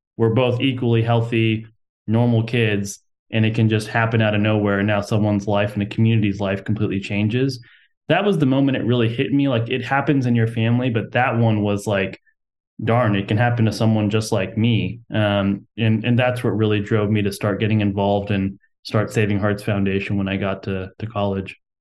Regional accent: Houston, Texas, United States; I'm from Texas, and I was born and raised in Houston

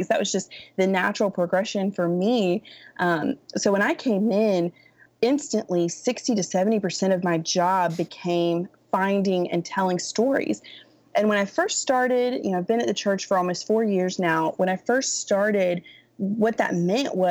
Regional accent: Raleigh, North Carolina, United States; now in Dallas, United States; I was born in Raleigh.

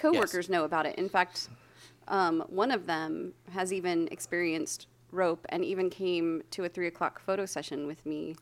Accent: Santa Barbara, California, United States; I grew up in Santa Barbara

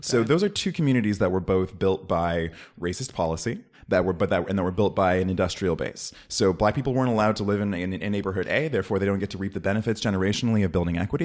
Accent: Oakland, California, United States; I'm from Oakland

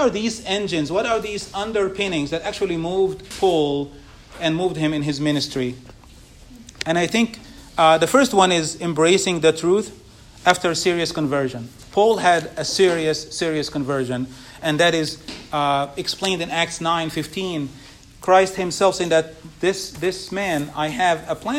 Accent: Egypt; moved away; where I grew up in Egypt

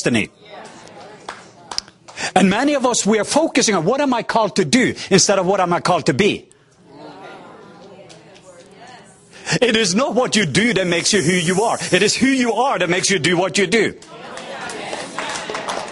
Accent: southwest coast of Norway, Norway; I am from the southwest coast of Norway

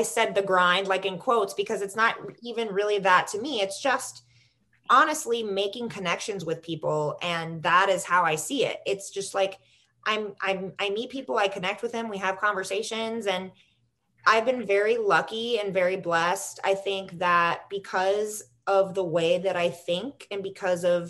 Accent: Florida, United States; also born or lived in New York City / North Carolina / Chicago; now in Los Angeles, United States; I'm from Florida.

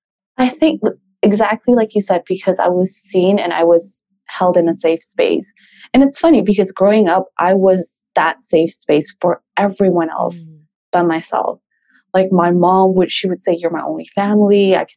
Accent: Peru; also born or lived in Canada; We grew up in Peru and we moved to Canada for a couple of years. Terrorism was really bad. And then we moved back. So my first maybe 10 years of my life, we moved around a lot.

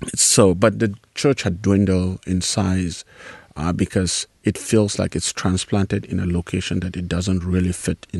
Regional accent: Nigeria; moved away as an adult; also born or lived in South Africa; now in United States; I grew up in Nigeria in a very large family

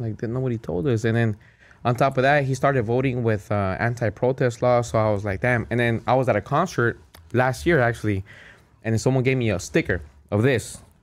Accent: Cudahy, California, United States; I grew up in Cudahy.

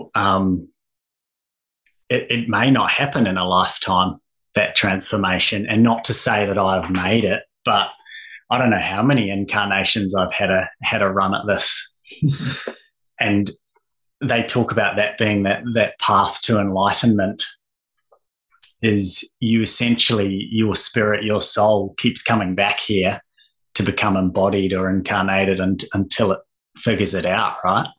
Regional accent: Invercargill, Southland, New Zealand; now in Australia; I'm just a Kiwi boy who was actually born in Australia, but only spent a few years here while my parents were here on an extended working stay, but grew up in the far south of NZ in a wonderful little place called Invercargill

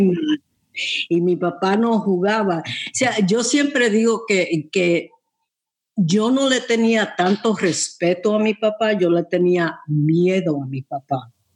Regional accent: New York, United States; yo nací en Nueva York y ahí me crié también

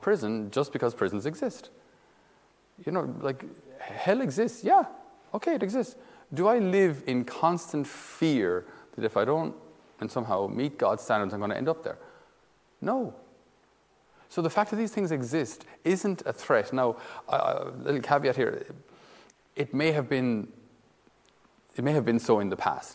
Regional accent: Ireland; we as Irish citizens

